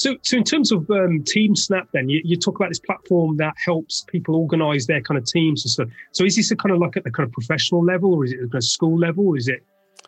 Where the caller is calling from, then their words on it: London, United Kingdom; I'm speaking from the United Kingdom, London, a land that has a colourful and thought-provoking history.